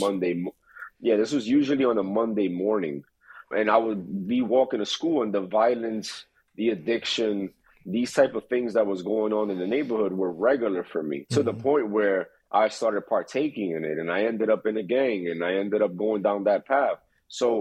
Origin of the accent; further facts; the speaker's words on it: New York City, New York, United States; I was brought up in Queens, New York City, to be exact